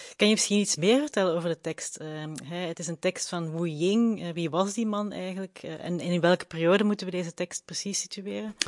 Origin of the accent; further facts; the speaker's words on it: Belgium; wij komen alle twee uit België